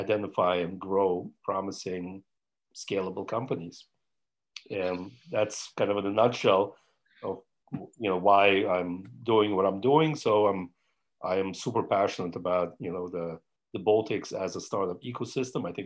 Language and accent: English; New York, United States; I'm American from New York. That's where I grew up